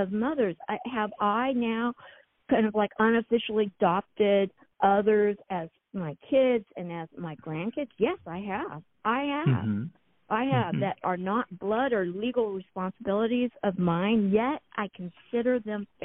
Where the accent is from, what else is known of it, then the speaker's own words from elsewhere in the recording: San Diego County, Southern California, United States; I was raised in Southern California in San Diego County